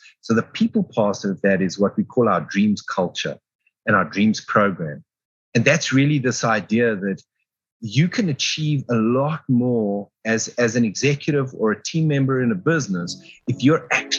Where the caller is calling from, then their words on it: Johannesburg, Gauteng, South Africa; Calling out of Johannesburg in South Africa.